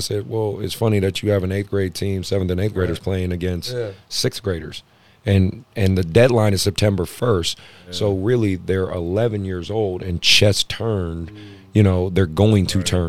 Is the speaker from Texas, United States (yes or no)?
no; Oakland, California, United States; I was like, I'm from Oakland.